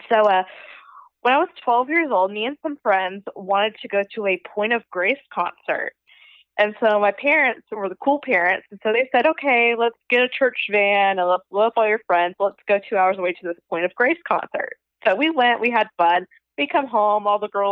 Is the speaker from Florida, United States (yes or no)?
yes; Panama City, Florida, United States; also born or lived in Georgia; Born and raised in Panama City, Florida. So I grew up in the spring break capital of the world